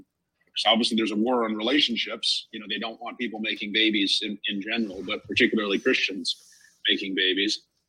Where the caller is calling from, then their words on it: Los Angeles, California, United States; I'm calling in from Los Angeles.